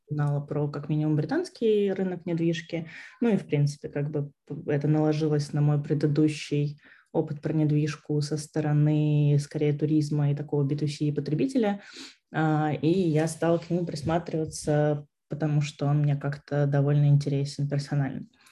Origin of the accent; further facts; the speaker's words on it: Vorkuta, Komi Republic, Russia; also born or lived in Saint Petersburg / Moscow / Riga; now in London, United Kingdom; я вообще из Воркуты. Потом я переехала в Питер.